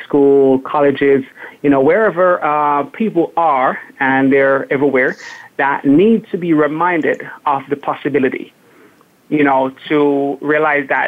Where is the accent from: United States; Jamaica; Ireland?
Jamaica; moved away; growing up in Jamaica.